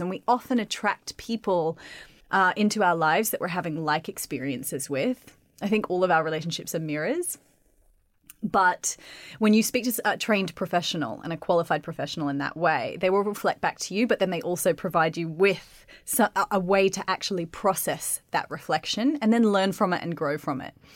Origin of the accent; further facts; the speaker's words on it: Australia; moved away; I just grew up in Australia